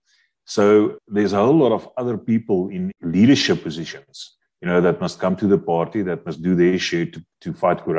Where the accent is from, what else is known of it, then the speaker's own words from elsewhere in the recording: South Africa; we as South African citizens